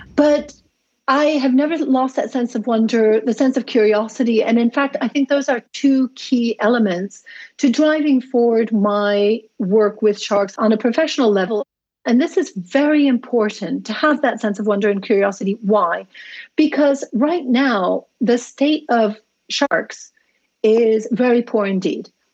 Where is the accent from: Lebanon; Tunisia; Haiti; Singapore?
Tunisia; I grew up in Tunisia in North Africa